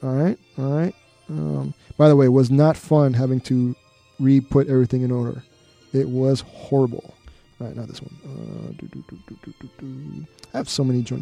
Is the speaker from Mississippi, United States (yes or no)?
no; North Miami, Florida, United States; moved away; I'm from North Miami originally